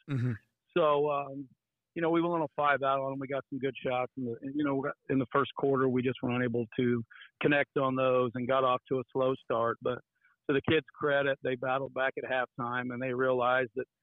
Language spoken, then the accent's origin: English; Terre Haute, Indiana, United States; First of all, uh, I'm a 1994 graduate of Terre Haute North, so I have a lot of pride in the community